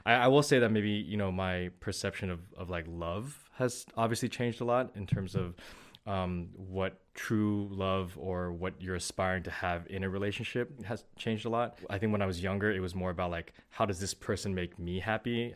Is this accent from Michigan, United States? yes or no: no; Bay Area, California, United States; moved away as an adult; also born or lived in San Diego; now in Los Angeles, United States; I grew up in the Bay Area.